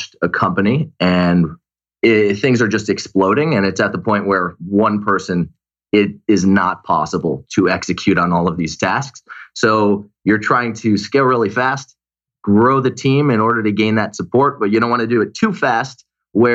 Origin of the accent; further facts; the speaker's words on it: Glastonbury, Connecticut, United States; now in Los Angeles, United States; Glastonbury, Connecticut, small town.